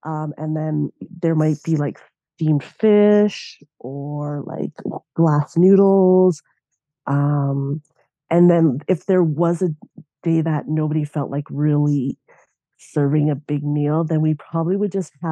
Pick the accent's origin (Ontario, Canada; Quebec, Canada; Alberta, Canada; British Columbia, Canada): Alberta, Canada; Lacombe; also born or lived in Banff, Alberta / Red Deer, Alberta; I grew up in Lacombe, Alberta. So I was born in Banff.